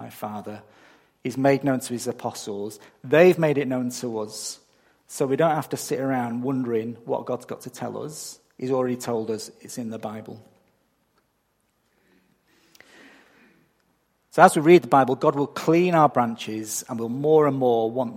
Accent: England, United Kingdom; moved away as an adult; now in Australia; I'm not from round here. I'm from England. And I don't think my accent has changed much since I got here 14 years ago

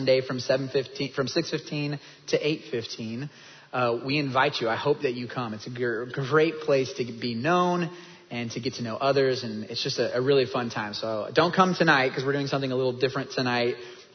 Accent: Kansas, United States; moved away as an adult; also born or lived in North Dallas, Texas; now in Dallas, United States; I'm from Kansas

